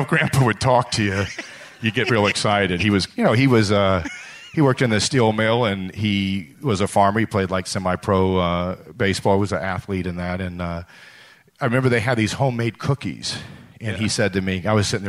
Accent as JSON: {"language": "English", "town": "Buffalo Grove", "region": "Illinois", "country": "United States", "tie": "born or raised there", "also_born_or_lived": "Lake Forest, Illinois", "said": "I grew up outside of Chicago in Buffalo Grove and then Lake Forest, two suburbs of the city"}